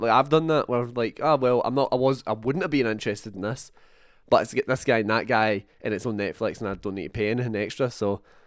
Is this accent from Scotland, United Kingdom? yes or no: yes; Scotland, United Kingdom; a couple of Scotsmen